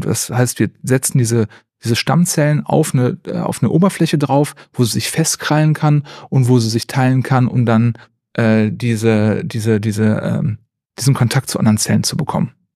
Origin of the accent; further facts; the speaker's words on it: Neuss, North Rhine-Westphalia, Germany; also born or lived in Jülich / Aachen; Ich komme aus Neuss gebürtig, also nicht so weit weg von Bonn.